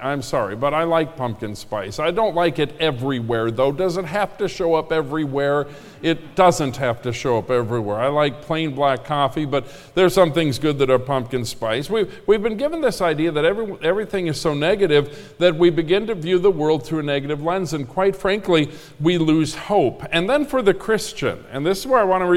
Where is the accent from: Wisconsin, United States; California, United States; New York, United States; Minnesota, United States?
Minnesota, United States; I grew up in Minnesota, which is Lutherland, the land of Lutherans.